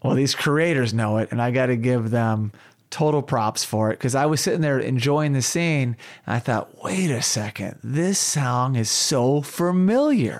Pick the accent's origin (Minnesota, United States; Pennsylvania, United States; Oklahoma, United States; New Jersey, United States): Oklahoma, United States; Tulsa; Tulsa, Oklahoma, my hometown